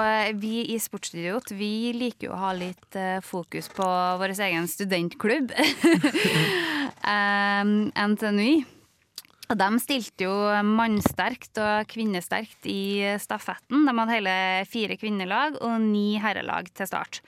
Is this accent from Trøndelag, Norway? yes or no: yes; Levanger, Trøndelag, Norway; vi som er fra Levanger